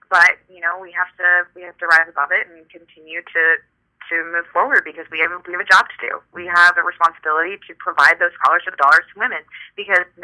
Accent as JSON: {"language": "English", "region": "California", "country": "United States", "moved": "yes", "lives_now": "New York, United States", "said": "I'm originally from California, so I'm used to cross country flights"}